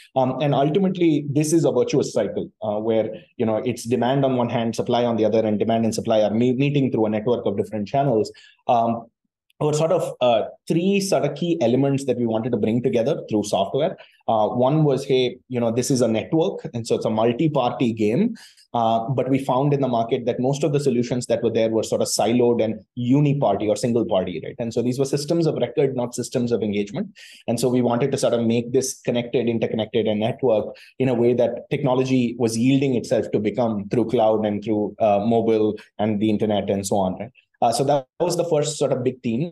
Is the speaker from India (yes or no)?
yes; Chennai, Tamil Nadu, India; born and brought up in Chennai, um, uh, you know, fairly typical sort of middle class uh, South Indian Tamil Brahmin family